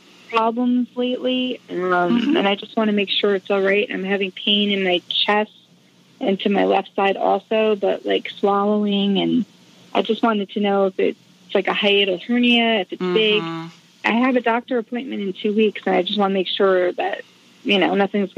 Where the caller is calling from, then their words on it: Jackson, New Jersey, United States; I'm from Jackson, New Jersey.